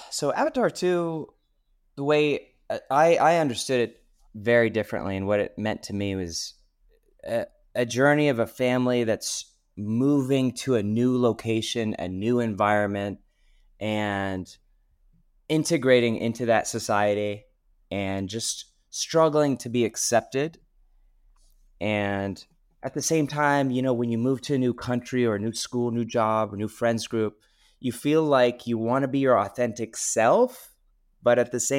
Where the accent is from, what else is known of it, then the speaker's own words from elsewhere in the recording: Syria; also born or lived in Texas, United States; I'm from Texas, originally from Syria.